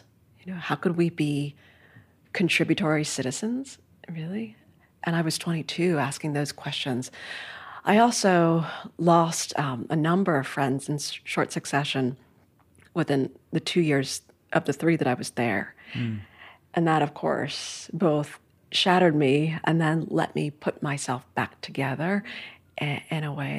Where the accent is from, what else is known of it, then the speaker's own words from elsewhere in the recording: New York City, New York, United States; So I grew up in Midtown Manhattan, really a bustling part of the city, right?